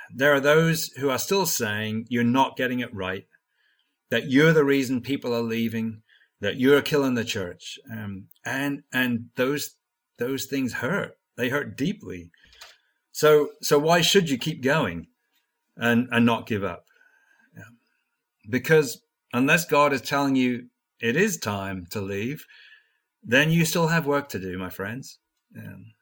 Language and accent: English; Norwich, East of England, United Kingdom; moved away as an adult; also born or lived in United States; I grew up in Norwich in England